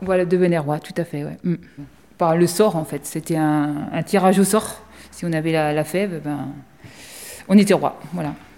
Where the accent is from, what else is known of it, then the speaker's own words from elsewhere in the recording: France; nous, en tant que Français